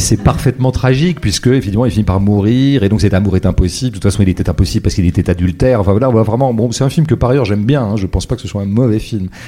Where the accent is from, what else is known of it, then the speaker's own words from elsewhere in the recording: Vendée, Pays de la Loire, France; j'ai grandi en Vendée dans les années 70-80